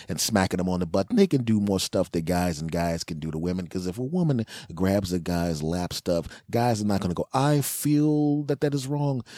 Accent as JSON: {"language": "English", "town": "Philadelphia", "region": "Pennsylvania", "country": "United States", "also_born_or_lived": "Los Angeles", "moved": "yes", "said": "I'm originally from Philadelphia"}